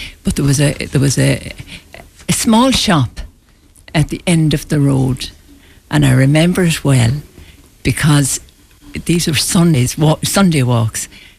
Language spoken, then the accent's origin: English; Galway, Connacht, Ireland; born or raised there